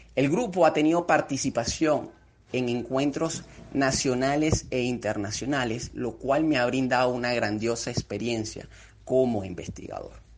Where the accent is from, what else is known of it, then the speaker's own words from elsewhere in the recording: Venezuela; los venezolanos estamos comprometidos con el desarrollo científico y tecnológico